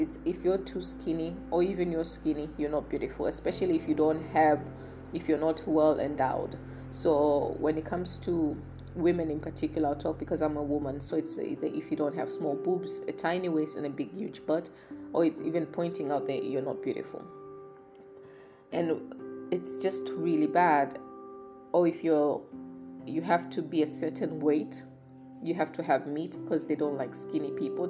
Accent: Kibosho, Kilimanjaro, Tanzania; I'm from Kibosho

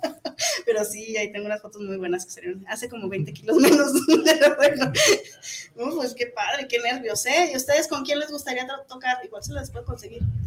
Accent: Zapopan, Jalisco, Mexico; soy de Zapopis. soy de Zapopis

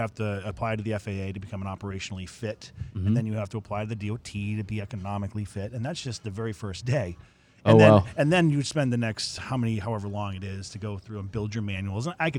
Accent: Central Maine, United States; moved away as an adult; also born or lived in Portland, Maine; now in Melbourne, Florida, United States; I'm born and bred in Maine, and I'm a Mainer.

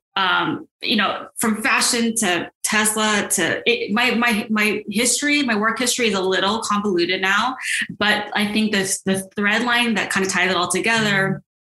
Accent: Silicon Valley, Bay Area, California, United States; moved away as an adult; also born or lived in New York / Los Angeles; And I'm from the Bay Area. I grew up in Silicon Valley

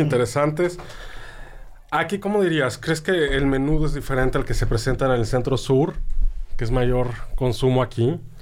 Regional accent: Mexico City, Mexico; now in Sonora, Mexico; Como chilango

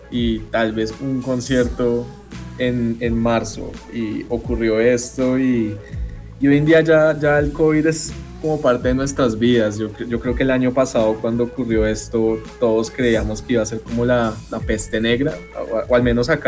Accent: Colombia; ya no estamos como sujetos a que si somos de Colombia vamos a sonar tropical necesariamente.

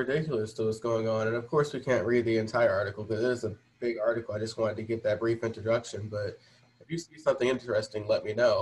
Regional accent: Michigan, United States; I'm from Michigan

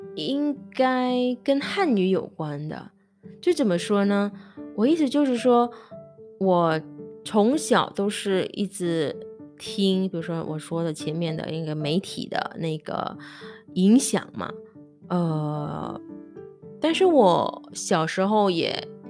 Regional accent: Indonesia; Chinese is a second language; also born or lived in Taiwan; 我本科是在印尼学的嘛

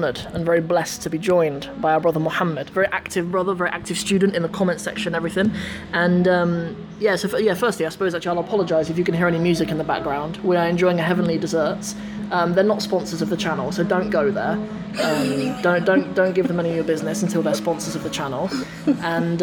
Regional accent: Northampton, East Midlands, United Kingdom; my hometown in Northampton

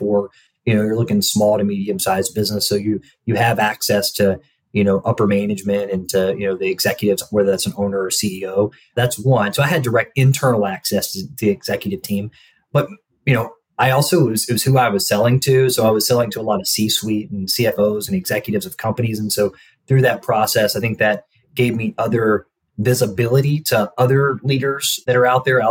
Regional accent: Alabama, United States; moved away as an adult; also born or lived in Nashville, Tennessee; now in Indianapolis, United States; I grew up in Alabama

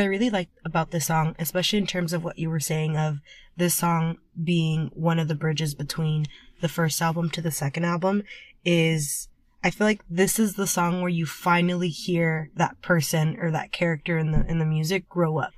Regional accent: United States; we're two fans from America

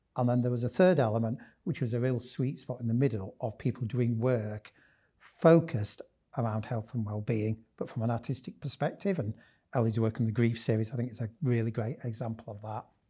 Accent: Leeds, Yorkshire and the Humber, United Kingdom; I'm very much a Leeds lad. Born and bred in Leeds

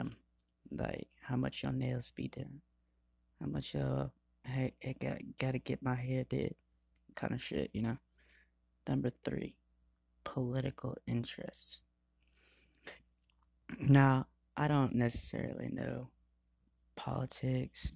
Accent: Georgia, United States; I'm from Georgia

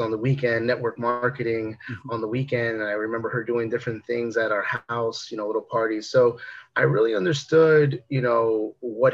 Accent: Newark, New Jersey, United States; also born or lived in Bayonne, New Jersey; Then actually ended up moving into Newark, New Jersey, where I pretty much ended up most of my life. You know, went to high school and grew up in some rougher areas

